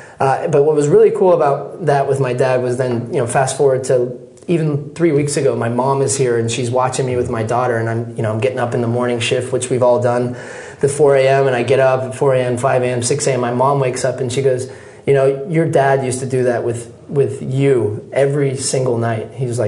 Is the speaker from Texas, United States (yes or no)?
yes; Texas, United States; also born or lived in Scotland, United Kingdom; When I was born in Scotland, my dad would be going to work 8-9 hours a day at least, just to give his family a better life. They made a big decision, took my wife, my mom, and the kids, and we moved to Texas.